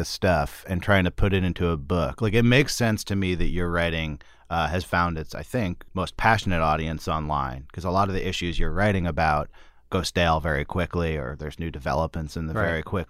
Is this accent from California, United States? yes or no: yes; Berkeley, California, United States; Whereas for me, I'm from Berkeley, California.